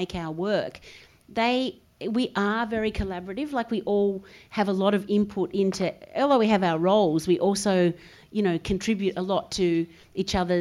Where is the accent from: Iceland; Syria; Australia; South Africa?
Australia; Adelaide, South Australia; because we come from Adelaide